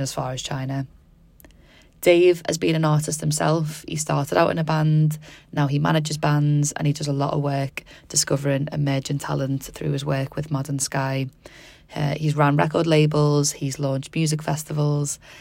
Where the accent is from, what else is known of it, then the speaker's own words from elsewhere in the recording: Liverpool, North West England, United Kingdom; Being a fellow scouser myself